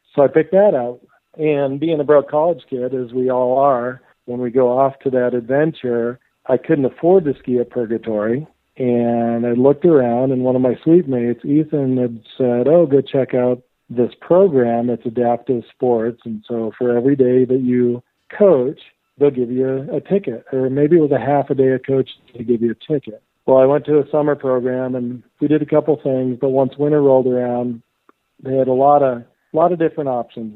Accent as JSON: {"language": "English", "town": "Steamboat Springs", "region": "Colorado", "country": "United States", "tie": "born or raised there", "also_born_or_lived": "Durango, Colorado / Bellingham, Washington / Bozeman, Montana", "said": "growing up in Steamboat Springs, uh, it's called Ski Town USA"}